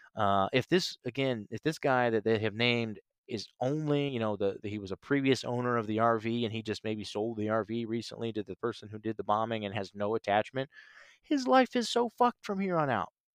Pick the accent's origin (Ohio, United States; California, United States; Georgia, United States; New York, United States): Ohio, United States; Canton; moved away as an adult; also born or lived in Nashville, Tennessee / Chicago; my leaving my hometown, my home state of Ohio, uh, Canton, Ohio, and, and moving to Nashville December twenty-seventh, twenty fifteen.